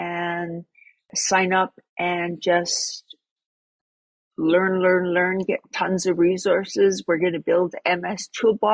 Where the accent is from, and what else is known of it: Sparwood, British Columbia, Canada; born or raised there